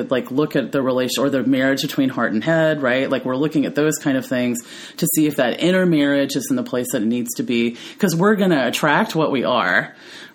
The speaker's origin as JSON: {"language": "English", "region": "the South", "country": "United States", "tie": "born or raised there", "said": "I was raised in the South where the feminine ideal is to be tiny and petite"}